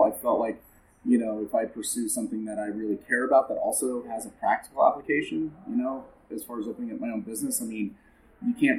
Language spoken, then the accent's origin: English; Parkville, Missouri, United States; I grew up in Parkville, north of the river.